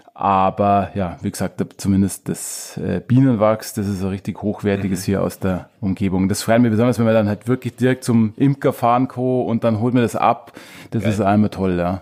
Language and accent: German; Truchtlaching, Bavaria, Germany; moved away as an adult; also born or lived in Munich; ich bin selber auf einem kleinen Dorf eben aufgewachsen in Tranweicher